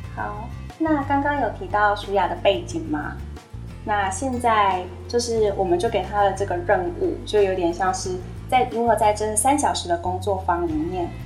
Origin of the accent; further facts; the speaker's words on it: Taiwan; 我们台湾人